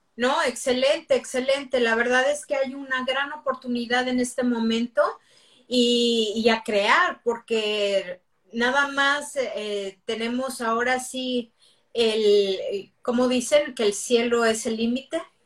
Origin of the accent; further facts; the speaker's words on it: Mexico City, Mexico; moved away as an adult; now in United States; soy de la Ciudad de México